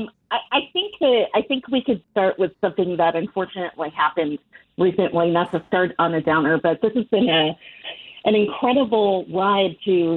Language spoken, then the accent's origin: English; Chicago, Illinois, United States; also born or lived in Philadelphia; I'm born and raised in Chicago